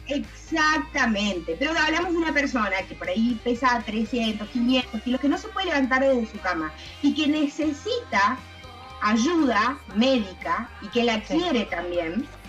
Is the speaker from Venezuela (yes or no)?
no; Tucumán, Argentina; moved away; also born or lived in United States; yo soy de Tucumán